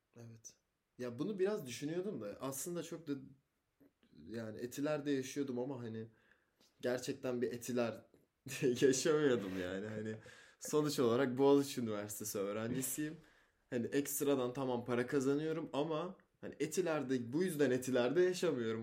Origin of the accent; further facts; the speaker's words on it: Osmaniye, Turkey; moved away; Çocukken Osmaniye'de yaşadım.